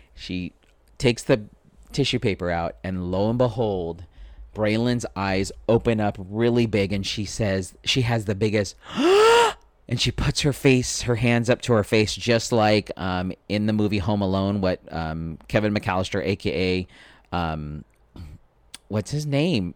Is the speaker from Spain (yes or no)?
no; Philippines; I'm Filipino. It's my culture to feed people.